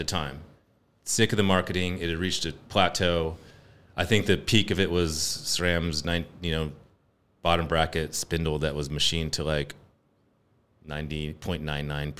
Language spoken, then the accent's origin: English; Morgan Hill, California, United States; I grew up in Morgan Hill